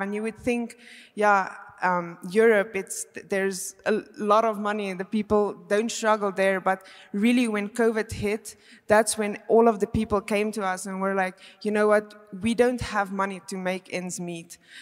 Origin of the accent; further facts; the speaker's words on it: South Africa; moved away as an adult; now in Belgium; I am actually from South Africa, but I have been living in Belgium now for five years.